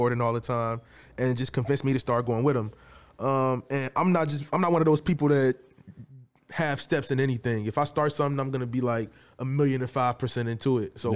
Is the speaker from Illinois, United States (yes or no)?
yes; Chicago, Illinois, United States; I'm from the west side of Chicago